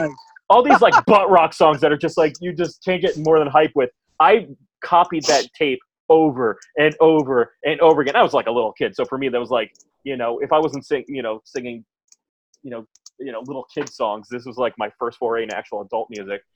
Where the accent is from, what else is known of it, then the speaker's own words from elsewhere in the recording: Dutchess County, New York, United States; We're from Dutchess County, New York, and we have a fair every year called the Dutchess County Fair, and my family went like everybody does that year